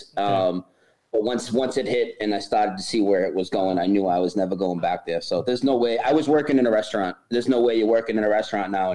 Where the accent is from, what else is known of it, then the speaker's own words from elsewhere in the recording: near Boston, Massachusetts, United States; now in North Carolina, United States; I'm from near Boston. I moved to North Carolina like a month ago, but I'm in California right now